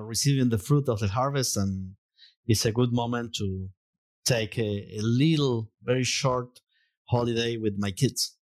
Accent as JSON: {"language": "English", "region": "Mendoza", "country": "Argentina", "tie": "born or raised there", "second_language": "English", "said": "I was born in Mendoza. So, surrounded by vineyards."}